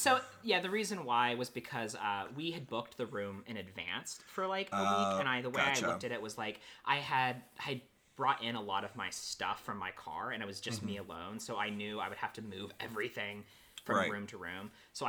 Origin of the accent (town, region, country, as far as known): Marietta, Ohio, United States; born or raised there; moved away as an adult; also born or lived in Pittsburgh, Pennsylvania; now in Los Angeles, United States